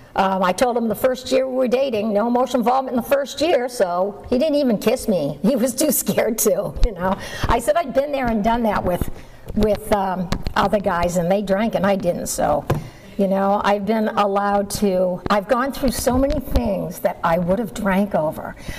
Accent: Massachusetts, United States; moved away; I grew up in Massachusetts and um, I hated living there.

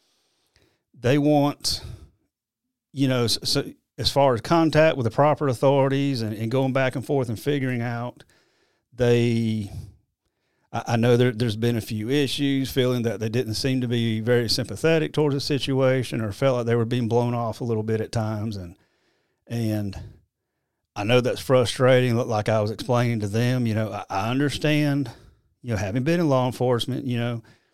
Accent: Anderson County, South Carolina, United States; Anderson County, which is my hometown, my home county

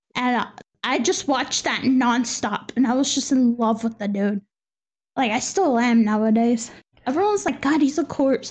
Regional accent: Texas, United States; now in Spain; it's the first time I've been out of Texas

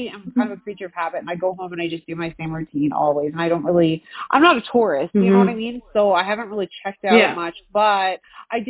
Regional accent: Newfoundland and Labrador, Canada; moved away as an adult; now in Saskatchewan, Canada; I'm originally from Newfoundland. So my mother, she was born and raised in Newfoundland

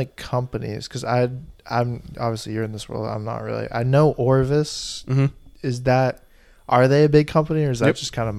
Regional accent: Burlington, Vermont, United States; Burlington, where we're originally from.

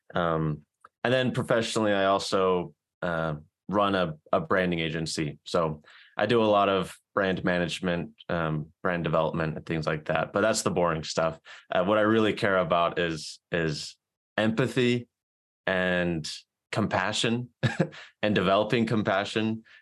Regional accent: South Carolina, United States; now in Salt Lake City, United States; I'm from South Carolina. I'm currently living in Salt Lake City

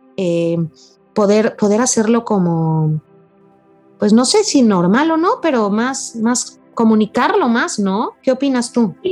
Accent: Mexico; nos afecta mucho como, como mexicanos

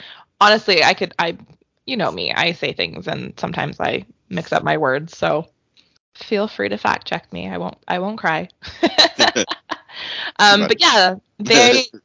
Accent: Cardston, Alberta, Canada; I grew up just outside of Cardston, but that's like where I went to high school and everything.

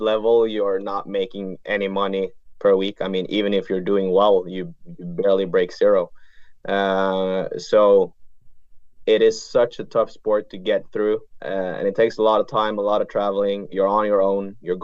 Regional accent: Bergen, Vestland, Norway; moved away; growing up in Bergen and playing tournaments

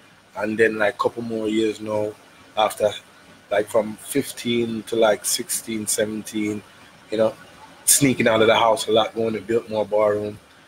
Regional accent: New York City, New York, United States; moved away; also born or lived in Jamaica; I'm from Brooklyn, so, you know. Born in Brooklyn, that we should be exact.

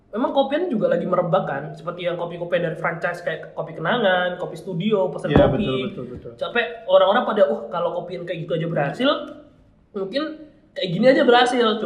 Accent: Malang, East Java, Indonesia; Terus ngomongin tempat-tempat di khususnya di Malang nih ya kan iya. kita orang Malang nih.

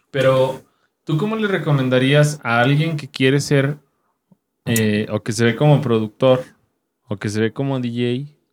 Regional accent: Monterrey, Nuevo León, Mexico; al Fin somos de Monterrey.

